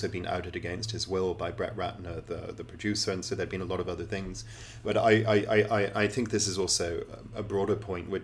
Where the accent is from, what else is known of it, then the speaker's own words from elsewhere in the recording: England, United Kingdom; accent: very English; gone to school and grown up in England